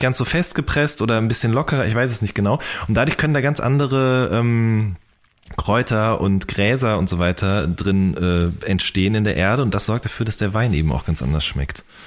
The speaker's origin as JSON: {"language": "German", "area": "the Ruhr area", "region": "North Rhine-Westphalia", "country": "Germany", "moved": "yes", "said": "also ich komme aus dem Pott ursprünglich und bei uns gab es im Funpark in Hagen gab es 10-Cent-Partys"}